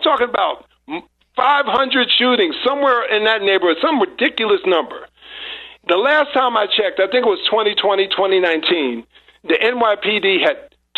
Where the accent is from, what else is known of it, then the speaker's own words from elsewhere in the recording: New Jersey, United States; I'm born and raised in New Jersey, right outside of New York. A rock's throw away from New York.